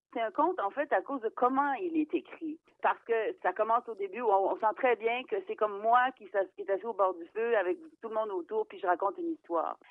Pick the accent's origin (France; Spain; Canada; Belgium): Canada; Eastern Townships, Quebec; chez nous, parce que c'est les cantons de l'Est